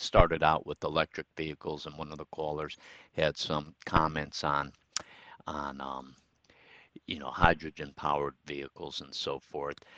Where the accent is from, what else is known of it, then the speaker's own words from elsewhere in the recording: Troy, New York, United States; historic downtown Troy. It's my hometown